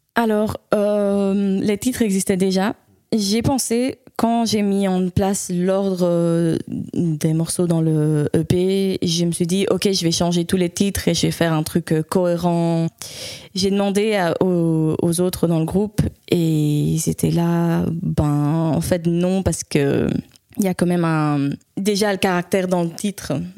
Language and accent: French; Spain; moved away as an adult; also born or lived in Leuven, Belgium; now in Belgium; je suis née en fait à Louvain. Et puis, euh, quand j'étais petite, mes parents ont déménagé en Espagne. Ma maman est espagnole et du coup, j'ai grandi là-bas